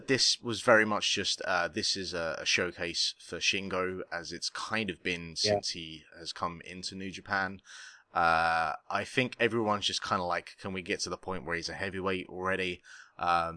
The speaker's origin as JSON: {"language": "English", "country": "United Kingdom", "said": "I am actually from the United Kingdom."}